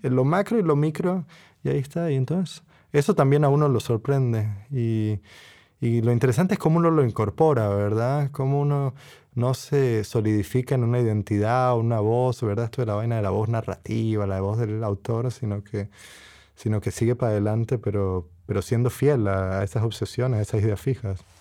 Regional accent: Costa Rica; moved away as an adult; also born or lived in Puerto Rico / United States; now in Cambridge, United Kingdom; soy de dos países, ¿verdad? Nací en Costa Rica, mi padre es tico, mi madre es boricua, puertorriqueña

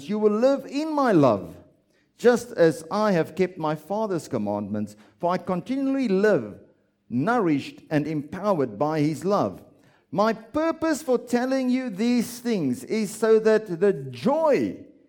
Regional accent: South Africa; I'm South African

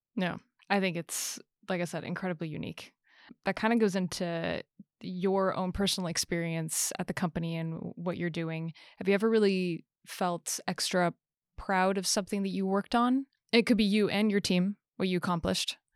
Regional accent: United States; I'm an American myself

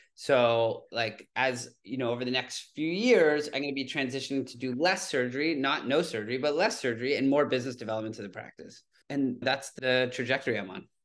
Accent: Toronto, Ontario, Canada; moved away as an adult; now in New York City, United States; I grew up in Toronto, Canada

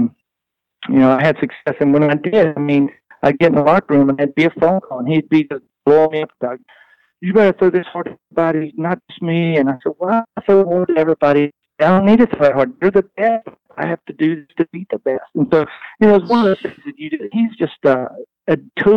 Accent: Southwest Virginia, United States; I'm from Southwest Virginia

